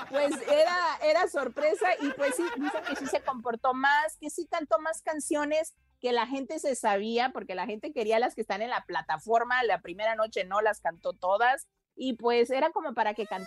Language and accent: Spanish; Guadalajara, Jalisco, Mexico; también … estuvo de concierto y en mi tierra gracias